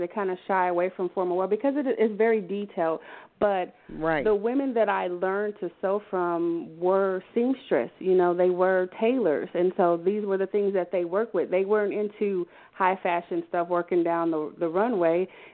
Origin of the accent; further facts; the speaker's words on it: Wichita, Kansas, United States; now in Atlanta, United States; I'm from Wichita, Kansas